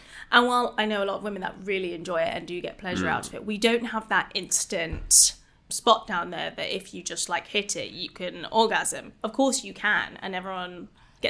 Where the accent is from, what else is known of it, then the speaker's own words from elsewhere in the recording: United Kingdom; I'm British